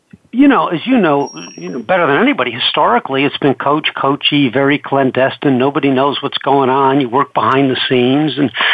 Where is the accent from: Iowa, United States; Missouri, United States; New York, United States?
New York, United States; Well, in 1980, I came out from New York, like you said, in the film business